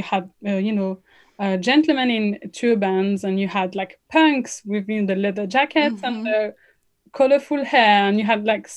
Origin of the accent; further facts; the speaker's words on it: France; accent: French; first language French; English is a second language; moved away as an adult; now in London, United Kingdom; my parents are Moroccan, I was born and raised in France, but now I live in London.